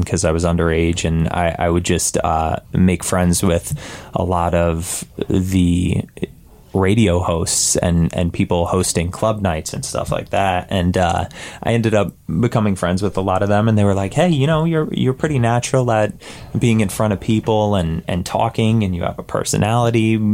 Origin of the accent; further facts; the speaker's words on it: Southern Connecticut, United States; now in New York, United States; I grew up in Southern Connecticut